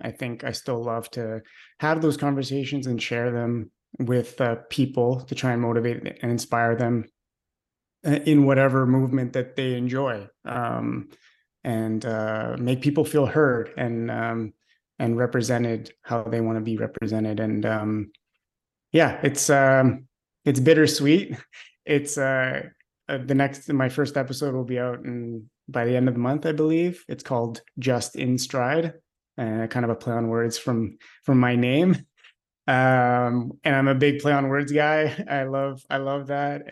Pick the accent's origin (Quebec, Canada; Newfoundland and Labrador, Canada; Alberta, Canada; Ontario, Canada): Quebec, Canada; Montreal; I'm a Canadian from Montreal, born and raised